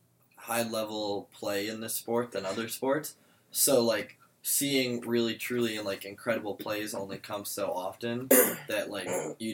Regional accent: Madison, Wisconsin, United States; I'm from Madison.

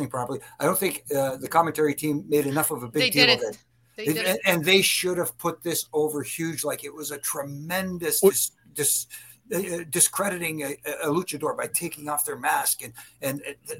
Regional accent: Canada; I'm Canadian

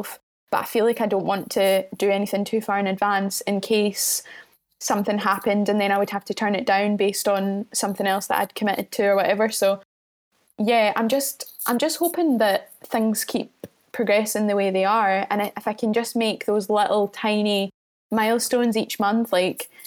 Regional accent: Mid Calder, Scotland, United Kingdom; moved away as an adult; now in Edinburgh, United Kingdom; I've got a gig with Fresh Sounds in my hometown of Mid Calder

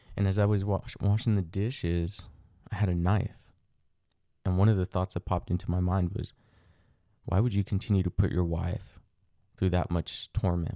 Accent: United States; also born or lived in Mexico; I was brought over to the United States when I was an inf, an infant. I was around six months old, give or take

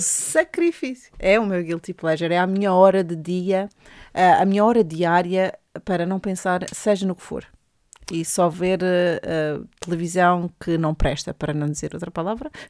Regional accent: Madeira, Portugal; accent: Madeiran; now in England, United Kingdom; meu sotaque madeirense

